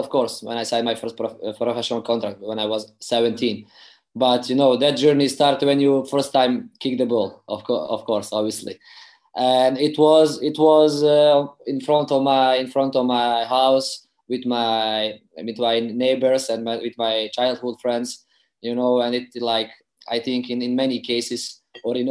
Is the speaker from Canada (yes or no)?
no; Tuzla, Federation of Bosnia and Herzegovina, Bosnia & Herzegovina; English is a second language; I played for the youth under 14, under 15 of my hometown team, Sloboda Tuzla.